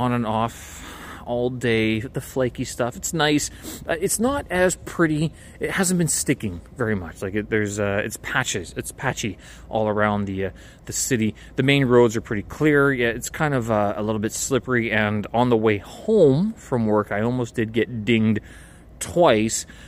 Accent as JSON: {"language": "English", "country": "Canada", "moved": "yes", "lives_now": "Beijing, China", "said": "Being Canadian"}